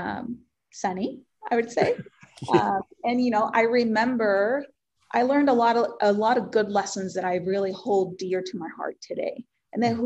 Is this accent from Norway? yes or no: no; Puerto Rico; first language Spanish; English is a second language; moved away; I was born and raised in Puerto Rico, and I'm super passionate about my culture and my background